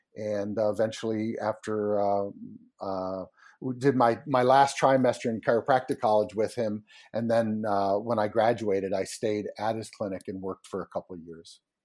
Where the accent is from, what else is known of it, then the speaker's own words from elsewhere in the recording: Connecticut, United States; I grew up in Connecticut